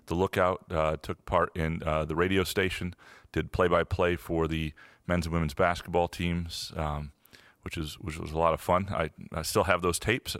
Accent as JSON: {"language": "English", "town": "Lansing", "region": "Michigan", "country": "United States", "tie": "born or raised there", "also_born_or_lived": "Chicago", "said": "I grew up in Lansing, went to Lansing Sexton High School"}